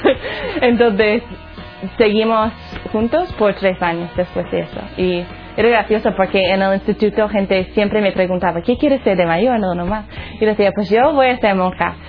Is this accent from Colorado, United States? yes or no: yes; Colorado, United States; Spanish is a second language; moved away; Soy de los Estados Unidos, un sitio se llama Colorado.